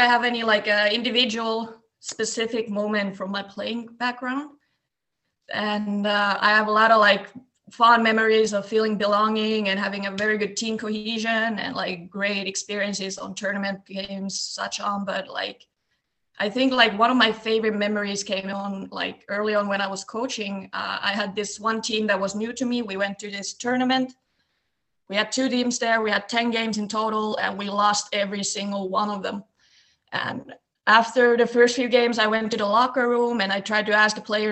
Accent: near Lappeenranta, Eastern Finland, Finland; I'm originally from Eastern Finland and a small town close to Lappeenranta. And when we were growing up, we did a lot of different sports

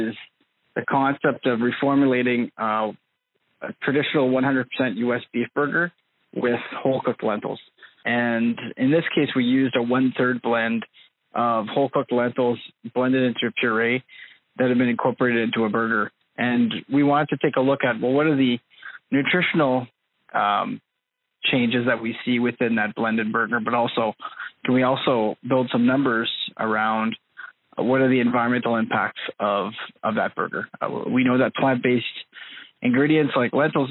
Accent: Red River Valley, Manitoba, Canada; I'm originally from the Red River Valley in Manitoba

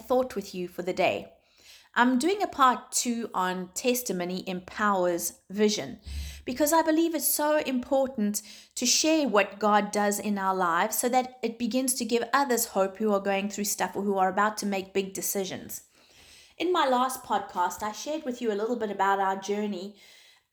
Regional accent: South Africa; moved away; also born or lived in Zimbabwe; South Africa is my home. It's where I've grown up. I was born in Zimbabwe. I moved to South Africa when I was 9 years old, and that was my home until I got married

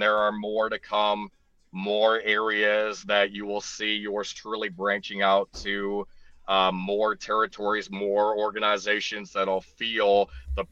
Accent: upstate New York, United States; now in Cincinnati, United States; I am originally from upstate New York

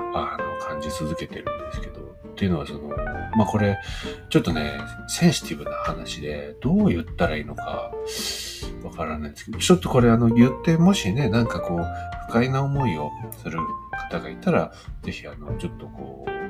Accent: Gunma, Japan; now in Nagano, Japan; 僕あの群馬に住んでた時、子供の頃群馬に住んでて

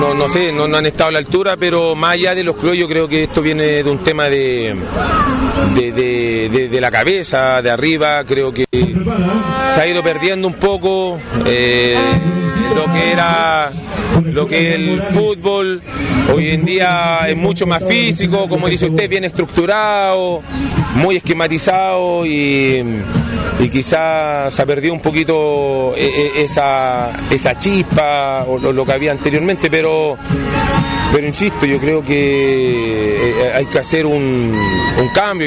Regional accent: Chile; somos nosotros como, como, como chilenos

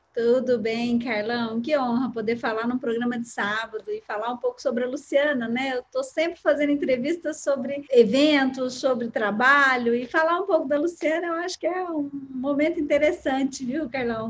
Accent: Uberlândia, Minas Gerais, Brazil; Eu nasci em Uberlândia, né? Sou de uma família que nasceu também aqui

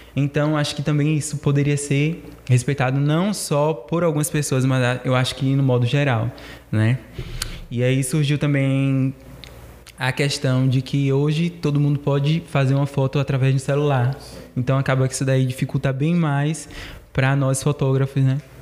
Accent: Cidade Baixa, Ribeira, Bahia, Brazil; sou da Cidade Baixa, Ribeira

